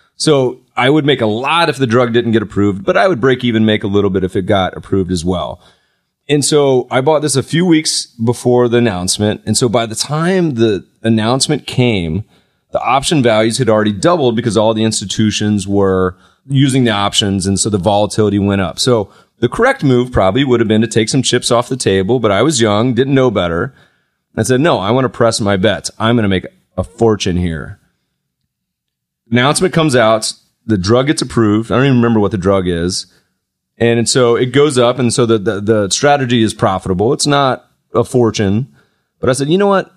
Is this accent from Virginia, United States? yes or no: no; North Carolina, United States; Growing up in North Carolina, my grandmother used to pay us